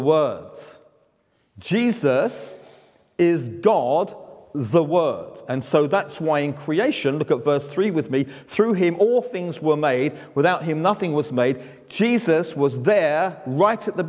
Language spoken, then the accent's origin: English; London, United Kingdom; I speak slower because I'm from London